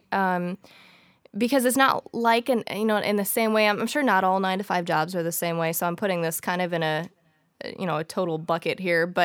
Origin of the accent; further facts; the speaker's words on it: St. Louis, Missouri, United States; so I was born and raised in St. Louis, Missouri. Um, I've lived here all my life